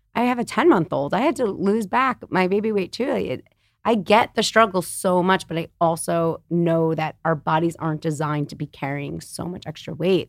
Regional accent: New York City, New York, United States; I'm born and raised in New York City on the Upper West Side

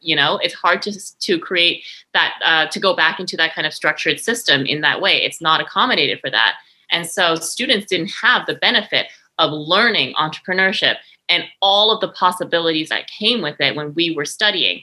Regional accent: Victoria, British Columbia, Canada; also born or lived in Montreal, Canada / France; I'm originally born in Victoria, BC

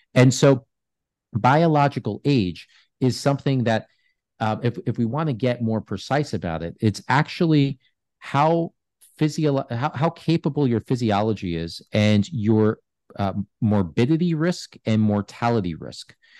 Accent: New York, United States; I grew up in New York

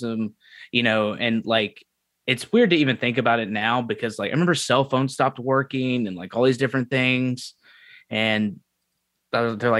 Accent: Memphis, Tennessee, United States; moved away as an adult; I'm from Memphis, Tennessee originally, and I was there until I turned 18

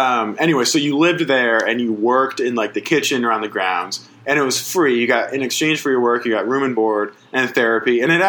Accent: Springfield, Massachusetts, United States; In Springfield.

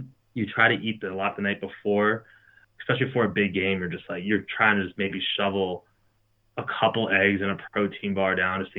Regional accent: Baltimore, Maryland, United States; I'm from Baltimore.

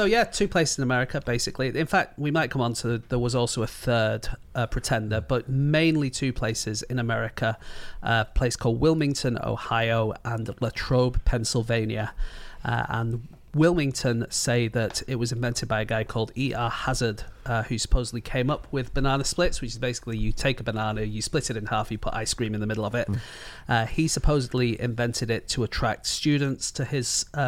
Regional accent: near Manchester, North West England, United Kingdom; I grew up near Manchester and they have trams there

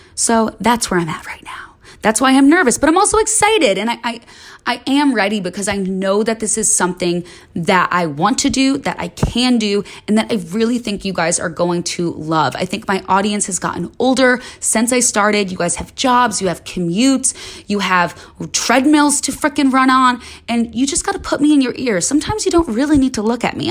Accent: Chicago, Illinois, United States; moved away as an adult; now in Los Angeles, United States; I moved to L A when I was nineteen from Chicago. I grew up in the suburbs

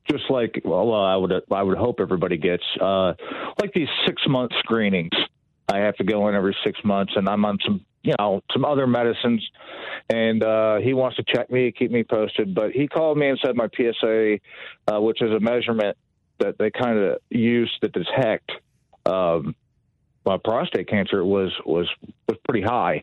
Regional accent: Dearborn, Michigan, United States; also born or lived in Allen Park, Michigan; I was born in Dearborn, right outside Detroit, in the mid-70s. And I grew up in right outside Detroit.

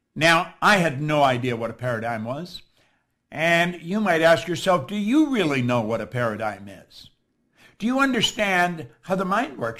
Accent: Toronto, Ontario, Canada; I'm from Toronto.

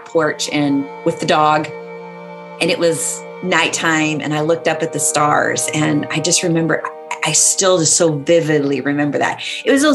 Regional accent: Central Valley, California, United States; I grew up in Central California, Central Valley in California

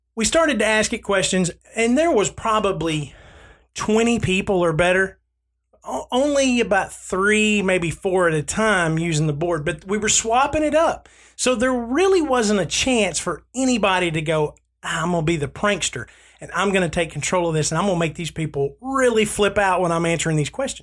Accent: Southern United States, United States; I grew up in the Church of Christ because I'm Southern.

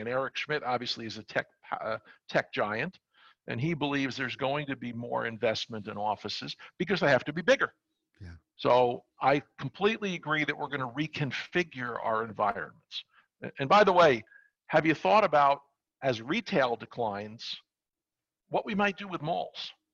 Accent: New York City, New York, United States; I'm from New York. I grew up in Brooklyn and worked on Wall Street

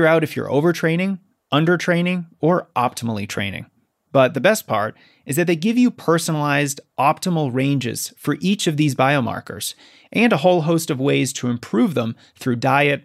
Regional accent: Colorado, United States; I'm from Colorado

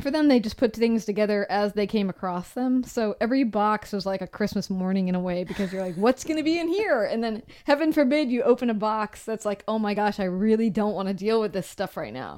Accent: Seattle, Washington, United States; moved away; also born or lived in San Francisco; we come from Seattle. It's super dark there all the time

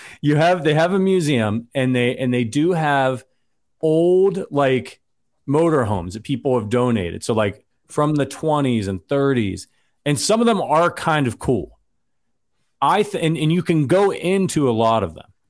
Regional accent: Northeast Ohio, United States; moved away; I'm from Northeast Ohio

